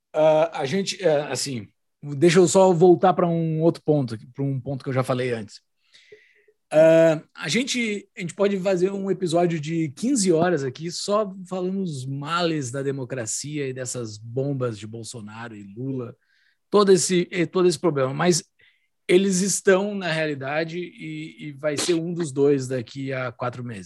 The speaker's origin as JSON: {"language": "Portuguese", "region": "Rio Grande do Sul", "country": "Brazil", "said": "Eu que fui criado dentro do ambiente da tradição gaúcha"}